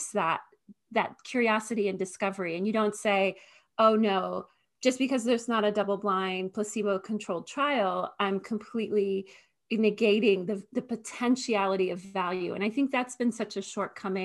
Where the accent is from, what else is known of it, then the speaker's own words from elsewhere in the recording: Northern Virginia, United States; I grew up in Northern Virginia, suburb of Washington, D.C.